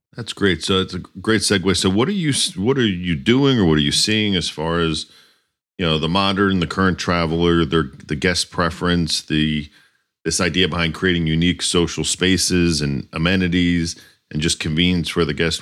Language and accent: English; Northeast, United States; moved away; also born or lived in Miami; i grew up in the Northeast